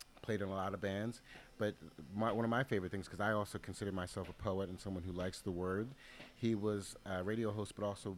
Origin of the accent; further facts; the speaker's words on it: Philadelphia, Pennsylvania, United States; I grew up in Philadelphia